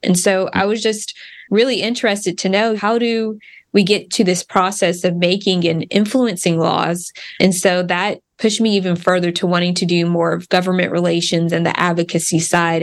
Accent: Wichita Falls, Texas, United States; Grew up in Wichita Falls

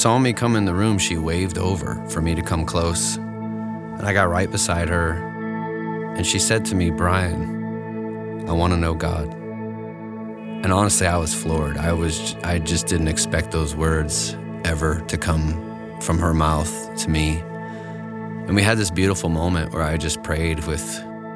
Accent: Connecticut, United States; I grew up in Connecticut

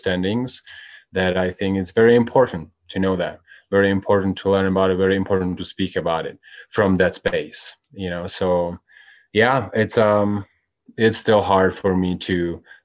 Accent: Czechia; now in United States; I'm from Czech Republic.

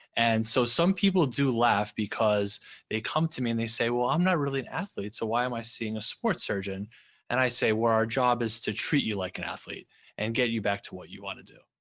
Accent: New York, United States; also born or lived in Los Angeles; I'm from New York, and I just love the culture of New York, and I wanted to come back

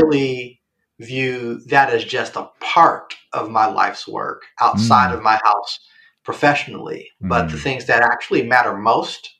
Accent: Chicago, Illinois, United States; I'm from the South Side of Chicago

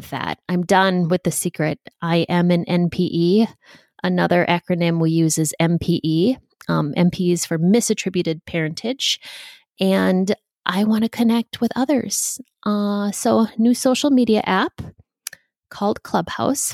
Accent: Minneapolis, Minnesota, United States; I am a Minneapolis girl

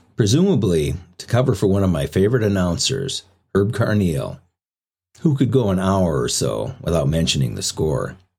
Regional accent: St. Paul, Minnesota, United States; St. Paul

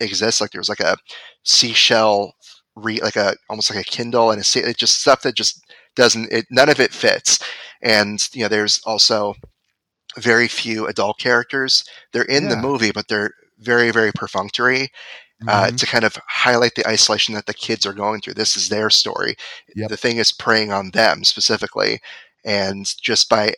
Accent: Connecticut, United States; Connecticut is my home state.

